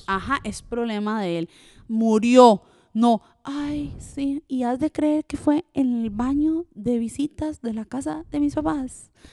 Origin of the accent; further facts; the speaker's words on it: Costa Rica; first language French; Spanish is a second language; also born or lived in Switzerland; cuando llegué a Costa Rica, aprendí el español no como un niño normal, sino como a patadas, porque tenía que sobrevivir en Costa Rica